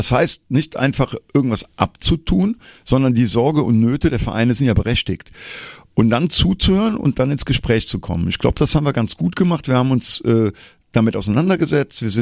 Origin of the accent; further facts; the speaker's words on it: Troisdorf, North Rhine-Westphalia, Germany; Ich gehe bei mir, ich komme ja aus Troisdorf, immer in Troisdorf-Siegler, wo ich herkomme, auf meine Sitzungen.